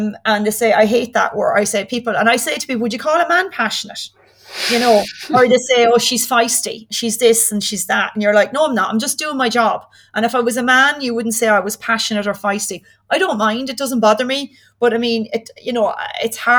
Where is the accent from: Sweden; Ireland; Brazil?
Ireland; moved away as an adult; also born or lived in Aberdeen; I'm from Ireland.